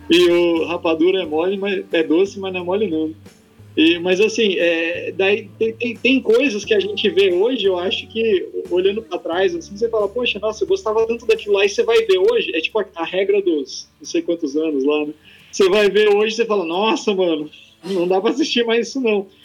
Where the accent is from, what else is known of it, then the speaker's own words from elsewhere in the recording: Campo Mourão, Paraná, Brazil; Eu sou daqui de Campo Mourão, nascido e criado também aqui.